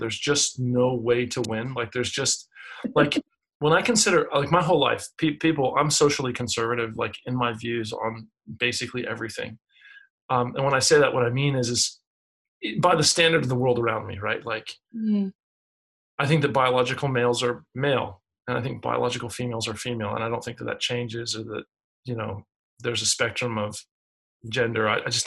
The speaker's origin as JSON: {"language": "English", "country": "United States", "said": "as an American"}